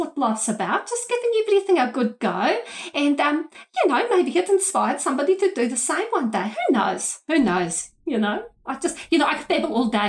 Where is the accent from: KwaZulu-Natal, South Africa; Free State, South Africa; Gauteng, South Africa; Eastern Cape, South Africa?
Gauteng, South Africa; Pretoria; moved away as an adult; now in New Zealand; Originally, I'm from Pretoria in South Africa. But I moved here 14 years ago with my husband and my three little angels